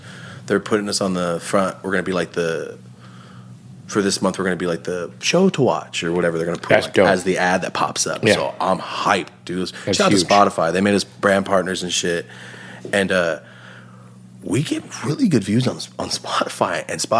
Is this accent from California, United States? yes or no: yes; Merced, California, United States; Because I'm like, I'm from Merced and I'm so fucking excited.